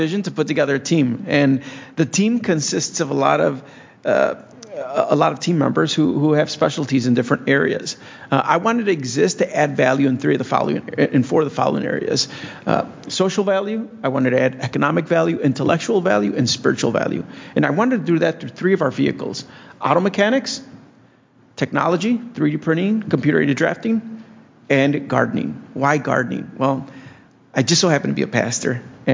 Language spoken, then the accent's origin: English; Blue Island, Illinois, United States; growing up in Blue Island